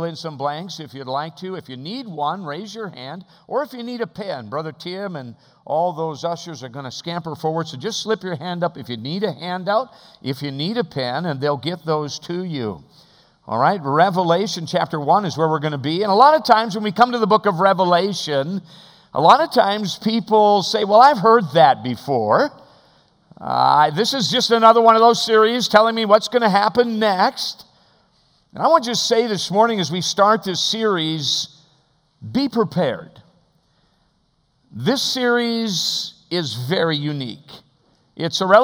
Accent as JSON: {"language": "English", "region": "Alaska", "country": "United States", "said": "we are from Alaska, the great state of Alaska"}